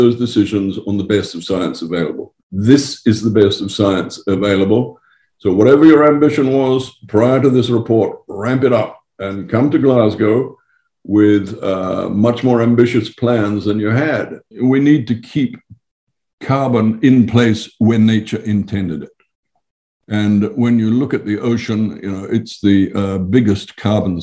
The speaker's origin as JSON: {"language": "English", "country": "Fiji", "said": "I come from Fiji"}